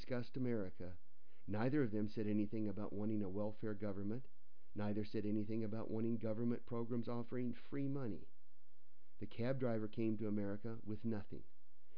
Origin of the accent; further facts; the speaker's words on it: United States; I am just an American.